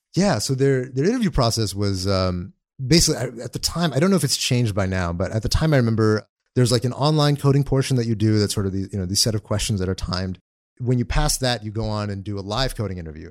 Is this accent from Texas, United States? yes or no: yes; Austin, Texas, United States; also born or lived in Dallas, Texas; we were in Dallas very briefly, and then we grew up in a suburb of Austin